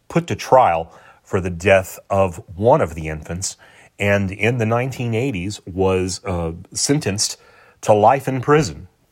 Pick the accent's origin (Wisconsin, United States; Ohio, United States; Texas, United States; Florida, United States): Texas, United States; San Antonio; Here in my hometown of San Antonio, Texas